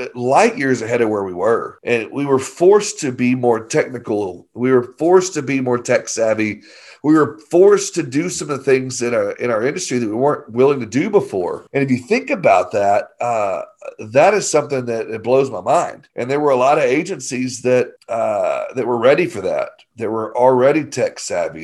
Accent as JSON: {"language": "English", "region": "Arkansas", "country": "United States", "said": "I'm just from Arkansas"}